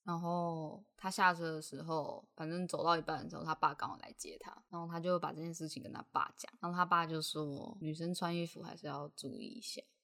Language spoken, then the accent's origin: Chinese; Tainan, Taiwan; 因为我是台南人嘛，那我国高中基本上要不就 就是搭校车回家，要不就是妈妈来载